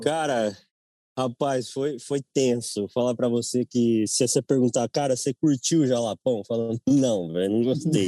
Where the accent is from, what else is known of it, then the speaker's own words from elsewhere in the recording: Nova Odessa, São Paulo, Brazil; nasci em Nova Odessa, interior de São Paulo